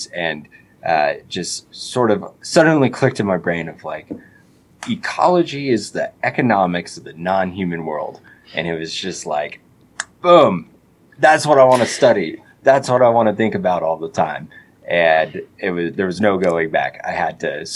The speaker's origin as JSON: {"language": "English", "region": "Colorado", "country": "United States", "tie": "born or raised there", "said": "I grew up in Colorado"}